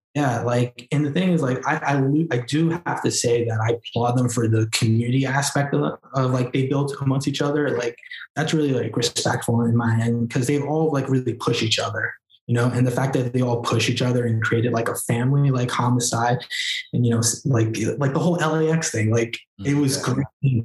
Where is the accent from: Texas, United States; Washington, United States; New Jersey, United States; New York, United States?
New York, United States; New York City; I'm a Queens native from New York